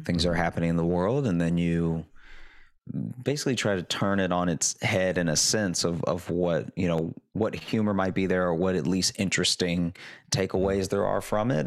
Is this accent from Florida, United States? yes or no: no; Louisiana, United States; moved away; also born or lived in Chicago / New York; I grew up in Louisiana